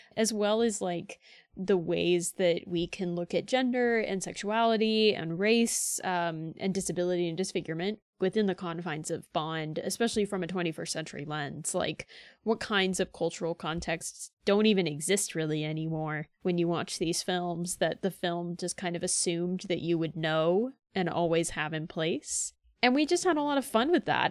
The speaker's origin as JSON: {"language": "English", "region": "Florida", "country": "United States", "said": "I'm from Florida"}